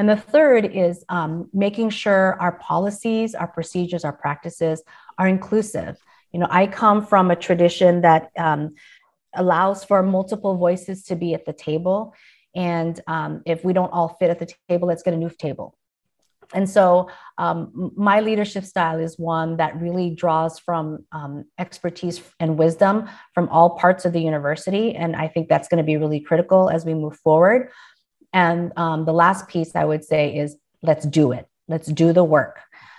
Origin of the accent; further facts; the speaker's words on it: Philippines; However, in my office, I hang a painting that my brother got for me from the Philippines. I am Filipina and I'm very proud of that identity.